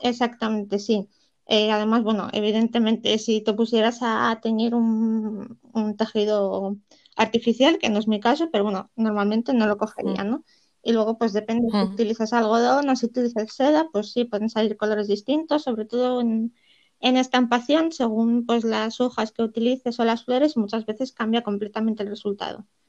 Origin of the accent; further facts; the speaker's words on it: Poland; now in Gijón, Spain; yo nací en Polonia